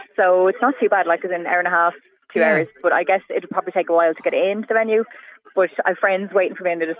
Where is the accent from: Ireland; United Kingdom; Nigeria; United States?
Ireland; Wicklow, Leinster; I'm not from Limerick. Sorry about that. I'm from Wicklow.